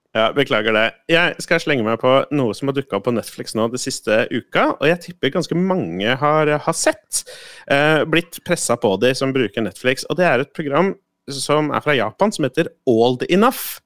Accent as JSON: {"language": "Norwegian", "town": "Moss", "region": "Østfold", "country": "Norway", "tie": "born or raised there", "said": "hjemme i Moss"}